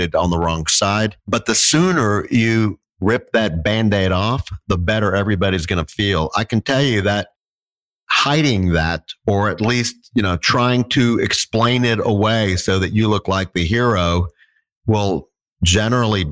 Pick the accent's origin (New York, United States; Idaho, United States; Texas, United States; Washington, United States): Texas, United States; moved away; I'm from Texas originally